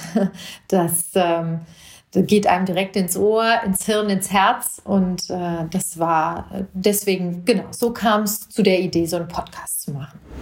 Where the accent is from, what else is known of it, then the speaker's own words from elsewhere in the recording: Hinterland, Hesse, Germany; now in Marburg, Germany; Ich bin in Marburg geboren, ich bin in, im Hinterland aufgewachsen.